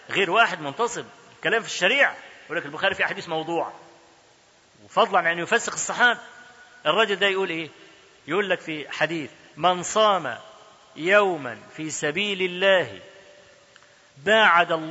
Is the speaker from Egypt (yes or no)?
yes; Egypt; انا اذكر لكم حكايه حصلت عندنا في مصر